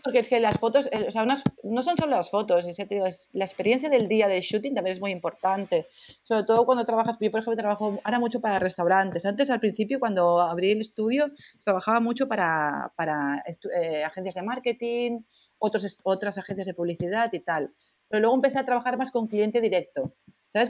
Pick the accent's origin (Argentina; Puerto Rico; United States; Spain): Spain; Barcelona, Catalonia; soy de Barcelona